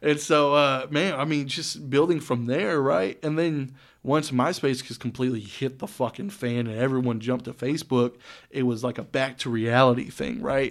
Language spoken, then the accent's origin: English; Saginaw, Texas, United States; also born or lived in Boyd, Texas; I grew up in Saginaw and then moved out to fucking Boyd pretty much, man, middle of nowhere